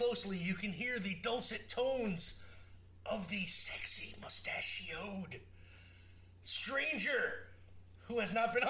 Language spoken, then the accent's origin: English; Portland, United States; It's like, I'm from Portland, sir.